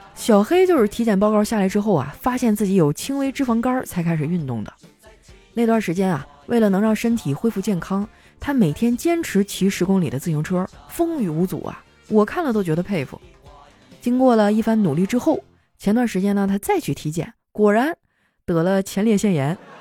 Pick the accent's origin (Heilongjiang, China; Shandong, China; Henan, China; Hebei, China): Heilongjiang, China; Qitaihe; moved away; 我老家七台河